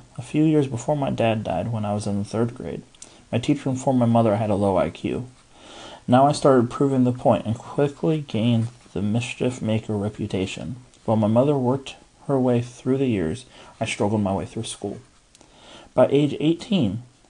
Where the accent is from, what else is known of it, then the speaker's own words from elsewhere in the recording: Albuquerque, New Mexico, United States; I was born and raised in Albuquerque. My dad died when my brother, sister, and I were just kids, and somehow my mom held everything together.